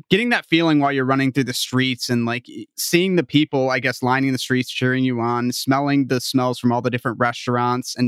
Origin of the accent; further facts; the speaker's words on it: Michigan, United States; I'm a Michigander myself